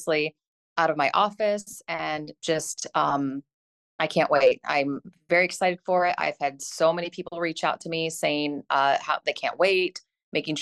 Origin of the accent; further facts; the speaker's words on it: Caledonia, Michigan, United States; my hometown, Caledonia.